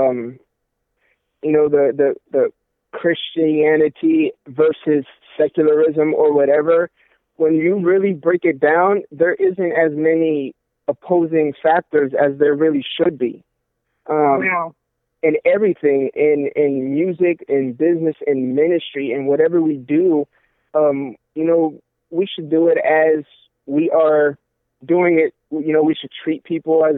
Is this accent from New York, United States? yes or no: no; Sarasota, Florida, United States; I'm currently in Florida, Sarasota is my hometown, and God brought me back over here from where I was at previously.